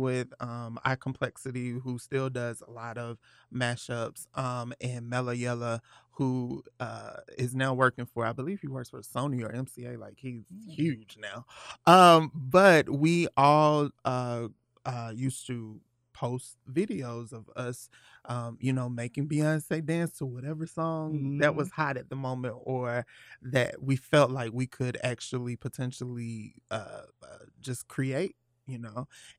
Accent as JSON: {"language": "English", "town": "Atlanta", "region": "Georgia", "country": "United States", "tie": "born or raised there", "said": "I am 31 years old, and I'm actually from Atlanta, Georgia. Born and raised."}